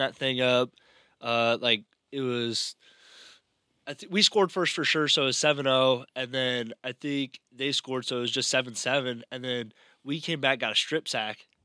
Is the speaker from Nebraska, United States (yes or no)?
yes; Overton, Nebraska, United States; now in Hastings, United States; my hometown league in Overton